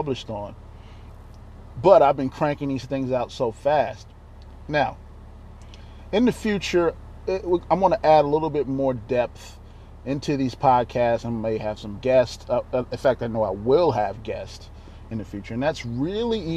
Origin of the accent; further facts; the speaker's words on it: Baltimore, Maryland, United States; also born or lived in Virginia / Dayton, Ohio; I was born in Baltimore, Maryland